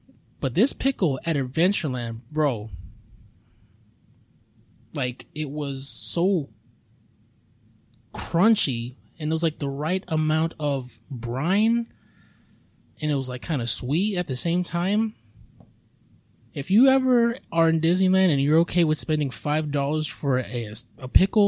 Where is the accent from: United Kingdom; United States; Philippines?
Philippines; I mean, if I'm me being Filipino, if I had like a thing of rice